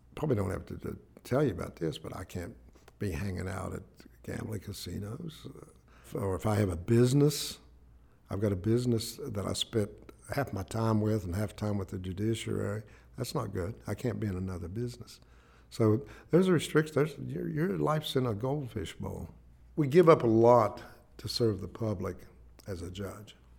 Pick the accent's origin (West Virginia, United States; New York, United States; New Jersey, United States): West Virginia, United States; Ivydale; also born or lived in Braxton County, West Virginia; I was born in Braxton County, raised in Ivydale, Clay County